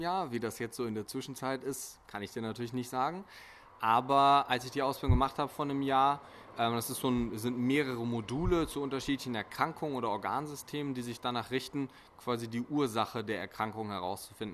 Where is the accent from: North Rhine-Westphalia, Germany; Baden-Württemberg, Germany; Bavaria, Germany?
North Rhine-Westphalia, Germany; Bonn; also born or lived in Essen; hier in Deutschland, in Bonn. Ähm, da komme ich auch her, beziehungsweise ich studiere in Essen